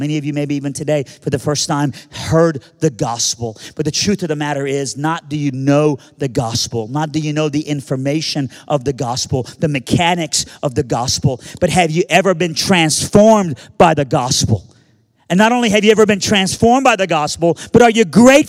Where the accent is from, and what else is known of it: Birmingham, Alabama, United States; born or raised there; also born or lived in Iran